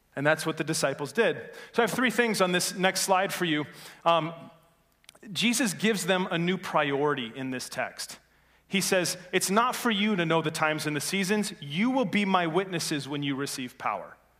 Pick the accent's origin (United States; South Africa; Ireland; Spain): United States; Norway, Michigan; I'm from Norway originally, uh, Norway, Michigan, not Norway, the place overseas